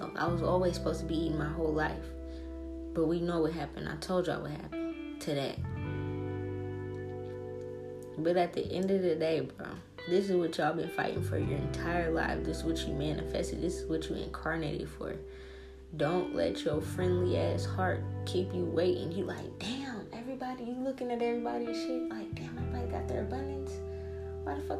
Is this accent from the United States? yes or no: yes; New Orleans, Louisiana, United States; now in Seattle, United States; I come from New Orleans, dog. I come from the hood. The hoodest of the hood.